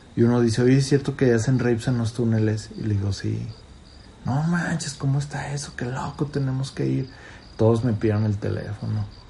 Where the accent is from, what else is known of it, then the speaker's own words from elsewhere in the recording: León, Guanajuato, Mexico; De León. Y me decían el León.